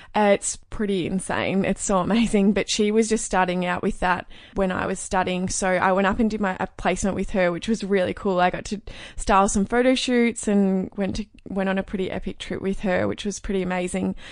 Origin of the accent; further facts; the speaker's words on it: Cape Paterson, Victoria, Australia; I grew up in Cape Patterson, which is a really tiny coastal town. It's down near Phillip Island